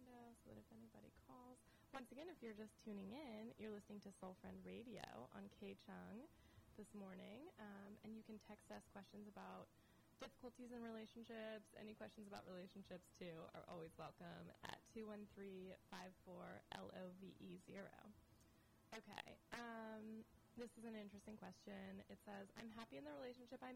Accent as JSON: {"language": "English", "region": "West Coast", "country": "United States", "said": "I'm from the West Coast"}